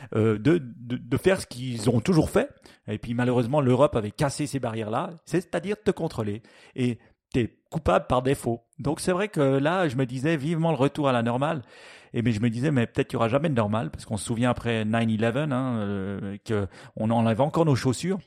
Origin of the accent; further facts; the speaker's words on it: Switzerland; chez nous en Suisse